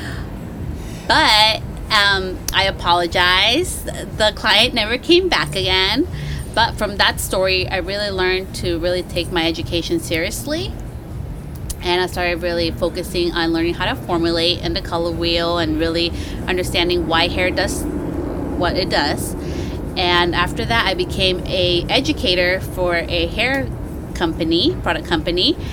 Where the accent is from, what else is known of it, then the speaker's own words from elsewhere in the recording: Petaluma, California, United States; I am from Petaluma, California